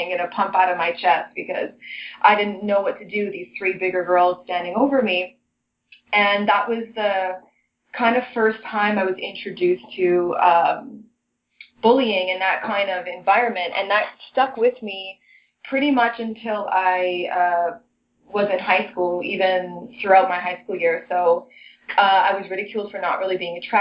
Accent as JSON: {"language": "English", "town": "Toronto", "region": "Ontario", "country": "Canada", "tie": "born or raised there", "said": "I was raised in Toronto, so I've been in the city my whole life."}